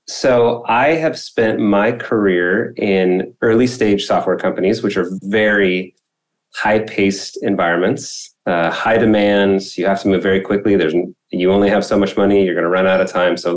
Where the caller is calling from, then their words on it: Irvine, California, United States; I am in Irvine, California, in Orange County.